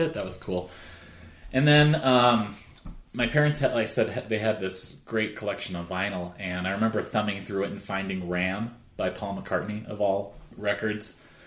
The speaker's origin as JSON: {"language": "English", "town": "Arvada", "region": "Colorado", "country": "United States", "tie": "born or raised there", "said": "I grew up in Arvada. I'm from Colorado"}